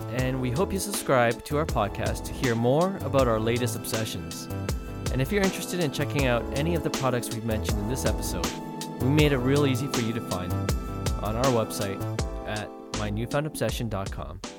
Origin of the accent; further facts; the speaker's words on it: Toronto, Ontario, Canada; Okay, yeah, we're both from Toronto.